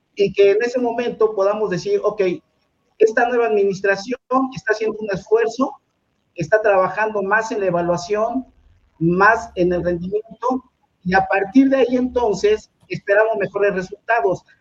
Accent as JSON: {"language": "Spanish", "region": "Mexico City", "country": "Mexico", "tie": "born or raised there", "said": "soy oriundo de la colonia obrera, acá en la alcaldía Cuauhtémoc"}